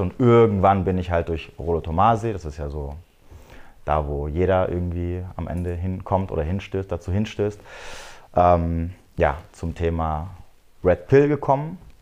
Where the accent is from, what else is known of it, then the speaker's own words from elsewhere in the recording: near Frankfurt am Main, Hesse, Germany; ich komme aus, äh, aus der Nähe vom schönen äh, Frankfurt am Main.